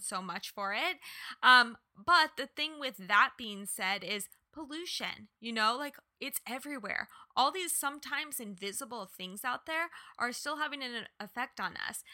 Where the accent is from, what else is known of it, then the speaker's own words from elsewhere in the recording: Kansas, United States; moved away; also born or lived in Los Angeles; I was born and raised in Kansas